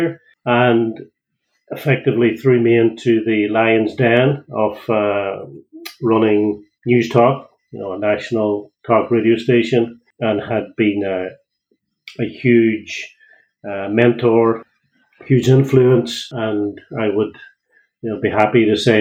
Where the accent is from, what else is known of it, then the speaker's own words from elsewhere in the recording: County Donegal, Ireland; now in Greystones, Ireland; I don't have a Greystones accent. So I'm originally from Donegal